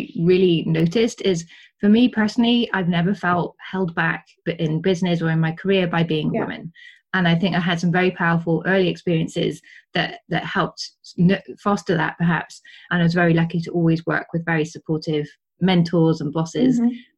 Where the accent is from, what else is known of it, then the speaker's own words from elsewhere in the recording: Wales, United Kingdom; first language English; moved away as an adult; now in Switzerland; I'm Welsh.